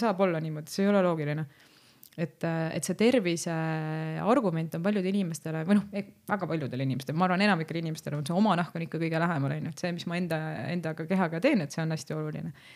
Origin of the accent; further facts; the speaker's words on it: Lääne County, Estonia; ma olen ise Läänemaalt pärit